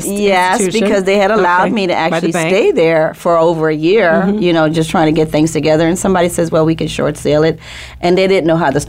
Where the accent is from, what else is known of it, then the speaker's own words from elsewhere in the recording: New Orleans, Louisiana, United States; moved away as an adult; also born or lived in Cleveland, Ohio; I am originally from New Orleans, like you said, mm-hmm. a single teenage mother at the age of 15.